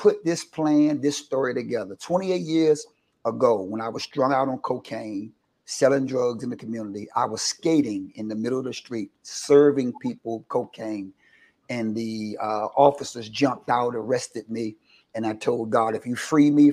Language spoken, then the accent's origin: English; Washington, District of Columbia, United States; I've been born and raised in Washington, D.C., been here all my life, raised in the church